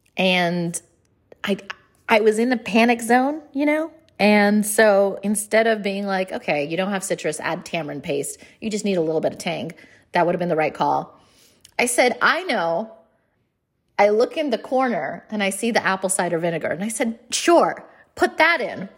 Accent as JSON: {"language": "English", "country": "India", "said": "I'm Indian"}